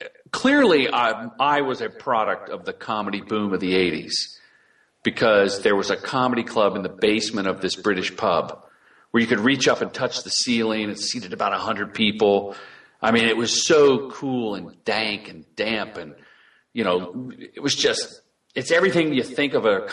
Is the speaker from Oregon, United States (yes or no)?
no; Ohio, United States; also born or lived in Virginia; I grew up in Ohio and then Virginia, where in Virginia I was introduced to Red Fox albums.